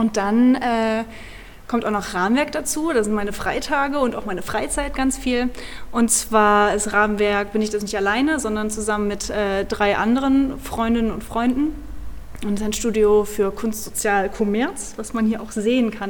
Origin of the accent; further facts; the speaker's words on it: Orferode, Hesse, Germany; ich bin gebürtige Nordhessen. Wow. Das ist äh, im süßen kleinen Kaff Orferode.